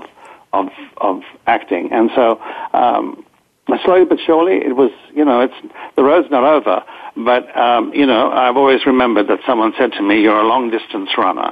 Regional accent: Australia; also born or lived in Greece; now in United States; I'm still Australian as well, but, you know, I've spent most of my years here

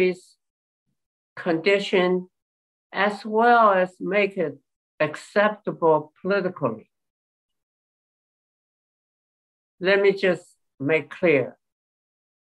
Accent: China; English is a second language; moved away; I came from China mainland

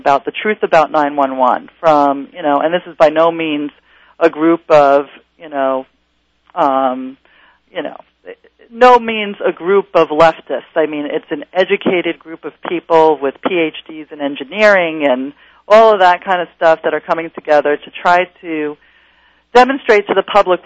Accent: New York City, New York, United States; I grew up in Queens, and my father was a Nazi escapee

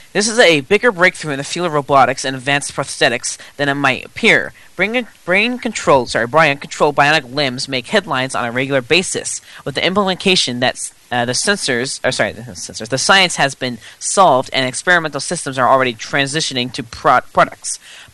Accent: United States; I'm too American, okay?

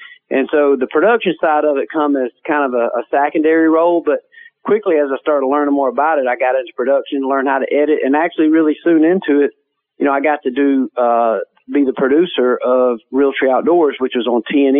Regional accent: Georgia, United States; I'm from Georgia, so I'm a, you know, obviously, you know, from the South

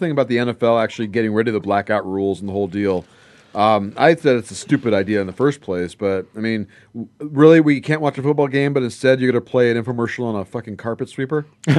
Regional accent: Los Angeles, California, United States; now in Phoenix, United States; I grew up in L.A.

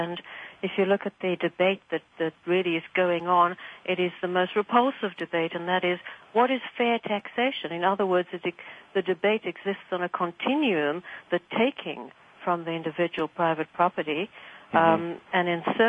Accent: Cape Town, Western Cape, South Africa; also born or lived in Transvaal; where I am from. I was born in the Transvaal, but I lived in Cape Town and emigrated to North America from Cape Town.

